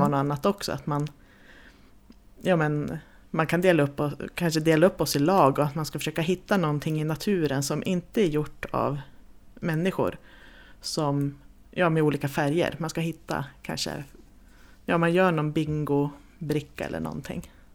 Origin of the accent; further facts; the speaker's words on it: Jämtland, Sweden; vi kommer ju också från Jämtland